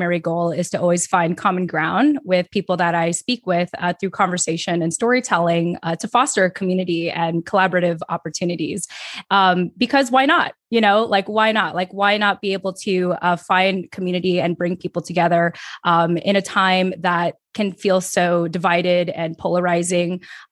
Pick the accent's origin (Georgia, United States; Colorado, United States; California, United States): California, United States; now in Virginia, United States; I'm formerly from California